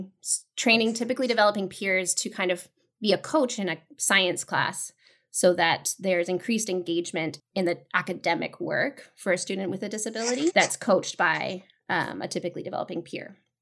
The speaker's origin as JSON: {"language": "English", "town": "Vancouver", "region": "British Columbia", "country": "Canada", "tie": "born or raised there", "also_born_or_lived": "Toronto", "said": "I am from Vancouver, BC, originally, born and raised."}